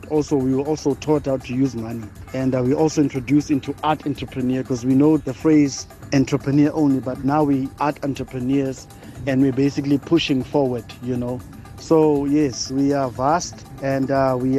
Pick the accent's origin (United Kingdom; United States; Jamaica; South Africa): South Africa; Bloemfontein, Free State; I am originally from Heidedal, Free State, Bloemfontein